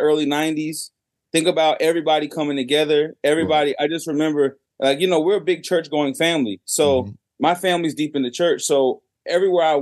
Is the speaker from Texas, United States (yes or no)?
no; South Carolina, United States; also born or lived in New York; I was born in New York and I was raised in South Carolina.